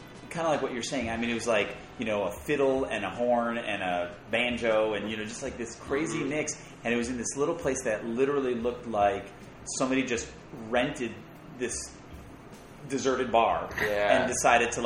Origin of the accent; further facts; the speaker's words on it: Connecticut, United States; now in Atlanta, United States; I'm from Connecticut